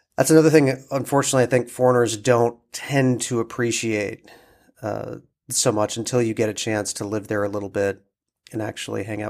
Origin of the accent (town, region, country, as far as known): United States; moved away; also born or lived in Mexico City